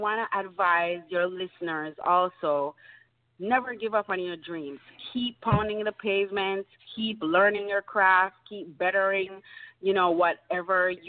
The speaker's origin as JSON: {"language": "English", "town": "Montego Bay", "region": "Saint James", "country": "Jamaica", "tie": "born or raised there", "moved": "yes", "said": "I am from Jamaica."}